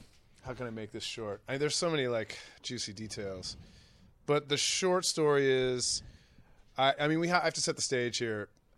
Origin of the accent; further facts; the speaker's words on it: Baltimore, Maryland, United States; East Coast. I'm from Baltimore.